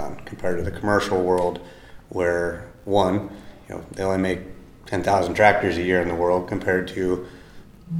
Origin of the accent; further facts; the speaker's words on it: Iowa City, Iowa, United States; I'm from Iowa. I grew up by Iowa City.